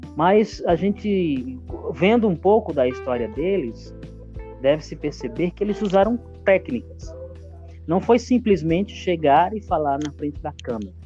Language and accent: Portuguese; Cajazeiras, Paraíba, Brazil; moved away as an adult; now in São Paulo, Brazil; eu vim de, da Paraíba, da cidade de Cajazeiras, em busca de sonhos